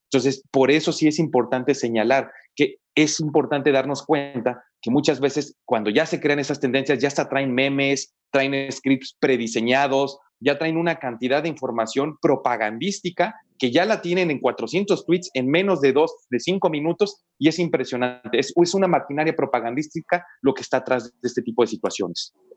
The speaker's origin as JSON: {"language": "Spanish", "country": "Mexico", "said": "los que somos mexicanos"}